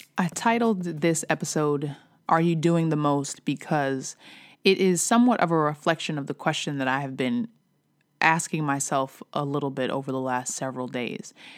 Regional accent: New York, United States; I'm from New York. I still say something, I still say mad. I still say yo. I still say son.

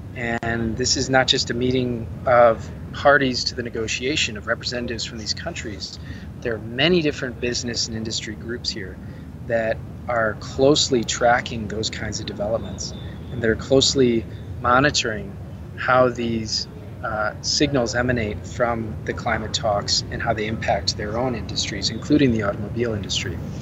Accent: United States; I am from the United States

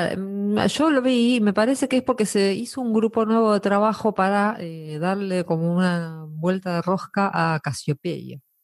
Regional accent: Buenos Aires, Argentina; now in Spain; yo soy de Buenos Aires

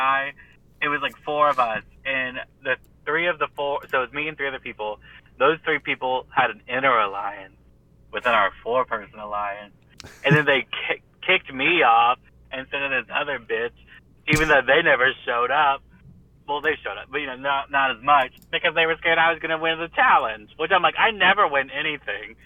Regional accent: South Carolina, United States; also born or lived in Savannah, Georgia / Georgia; now in Alabama, United States; I'm born and raised in the South. I'm from South Carolina

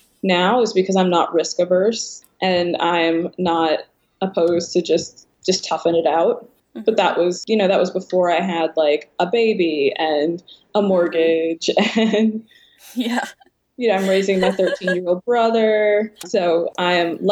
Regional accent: Baltimore, Maryland, United States; we're from Baltimore

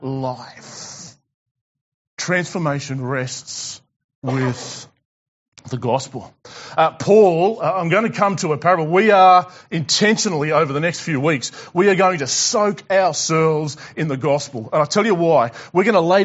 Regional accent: Tasmania, Australia; I'm from Tassie

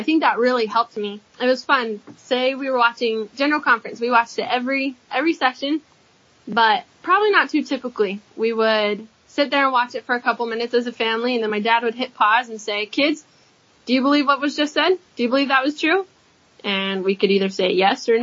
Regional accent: Southern Utah, United States; I grew up here in Southern Utah

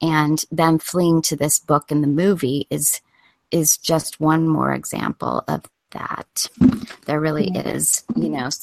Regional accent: California, United States; now in Colorado, United States; growing up in California

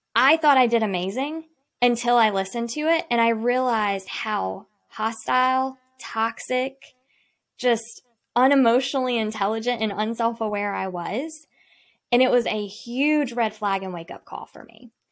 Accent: Salisbury, North Carolina, United States; I am from Salisbury, North Carolina. So I grew up on the lake

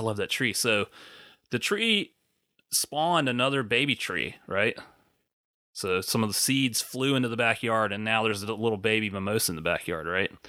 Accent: South Carolina, United States; where I grew up in South Carolina

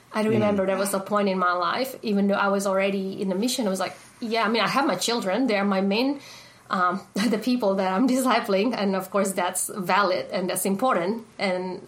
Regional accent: Indonesia; now in Australia; I was born and raised in Indonesia. When I came to Australia, I went to an Indonesian church

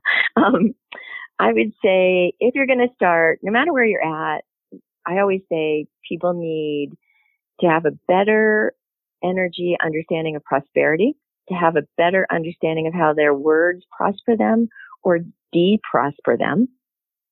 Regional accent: near Pittsburgh, Pennsylvania, United States; I grew up near Pittsburgh

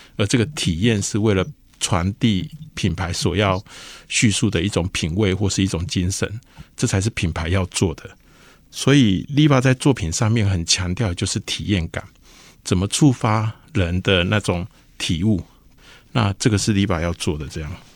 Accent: Lukang, Changhua County, Taiwan; 因为我出生的地方是在鹿港

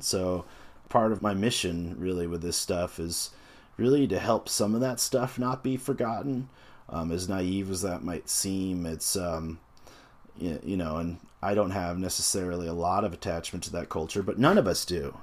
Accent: United States; as an American

